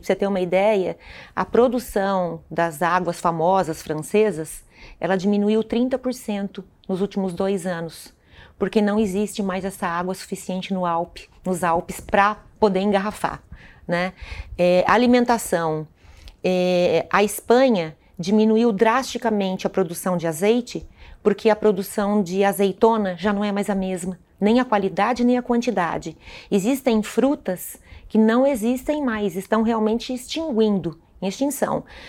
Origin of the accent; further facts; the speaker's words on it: Santa Catarina, Brazil; moved away; Eu sou de Santa Catarina, é, é o estado mais suscetível a catástrofes climáticas do Brasil hoje